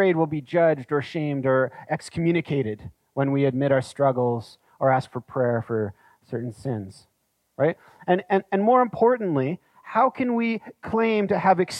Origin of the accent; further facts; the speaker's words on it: Canada; as Canadian citizens already living in Canada